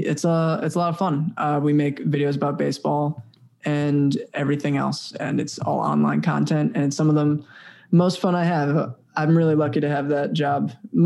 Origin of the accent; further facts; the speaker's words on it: Lehigh Valley, Pennsylvania, United States; moved away as an adult; now in New York City, United States; I grew up in Lehigh Valley, so I still claim Lehigh Valley as far as these guys go.